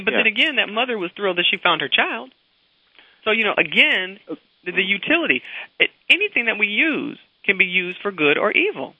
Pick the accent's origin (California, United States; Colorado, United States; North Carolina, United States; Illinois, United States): Illinois, United States; Chicago; I'm from the Chicago area. That's my home, town area.